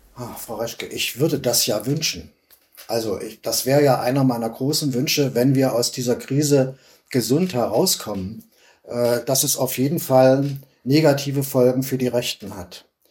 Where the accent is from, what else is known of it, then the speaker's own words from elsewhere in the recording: East Germany, Germany; wir Ostdeutschen